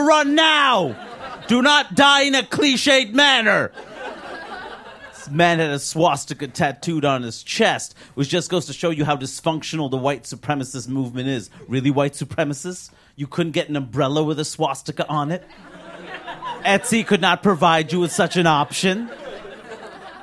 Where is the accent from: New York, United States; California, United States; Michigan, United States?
New York, United States; New York City; also born or lived in Maine; I was born and raised in Queens, New York, the most diverse place in the world